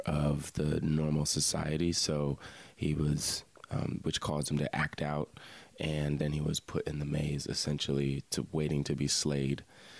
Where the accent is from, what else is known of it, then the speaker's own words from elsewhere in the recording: Lanham, Maryland, United States; moved away as an adult; also born or lived in Frostburg, Maryland / Annapolis, Maryland; now in Baltimore, United States; I am originally from Prince George's County, Maryland. If anyone is familiar with the Bowie area, Lanham, that's where I grew up. So the DMV area right outside D.C.